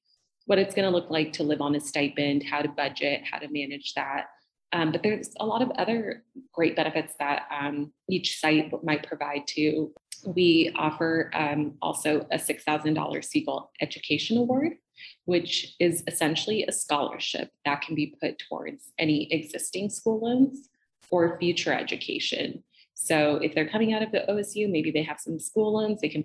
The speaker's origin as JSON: {"language": "English", "region": "Southern California", "country": "United States", "tie": "born or raised there", "also_born_or_lived": "Boston", "moved": "as an adult", "said": "I grew up in Southern California, went to school in Southern California"}